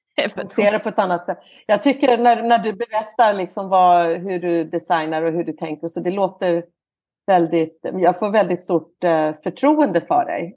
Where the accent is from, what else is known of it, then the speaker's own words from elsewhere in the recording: Malmö, Skåne, Sweden; now in Ängelholm, Sweden; jag växte upp i Malmö